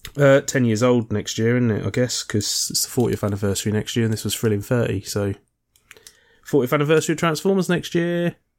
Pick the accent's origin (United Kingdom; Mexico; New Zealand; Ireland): United Kingdom; as a Brit